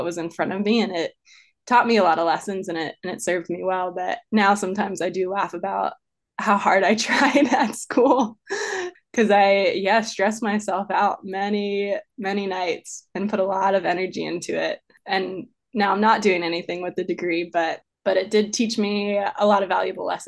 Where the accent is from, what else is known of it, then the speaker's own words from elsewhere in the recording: Maryland, United States; moved away as an adult; also born or lived in Arizona; I grew up in Maryland, kind of in the suburban areas